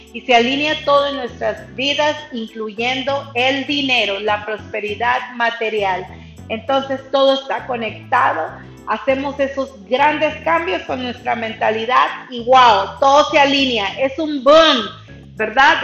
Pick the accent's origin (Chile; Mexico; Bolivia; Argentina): Mexico; now in Texas, United States; yo soy mexicana, radico en Estados Unidos, en Texas, he radicado aquí por muchos años de mi vida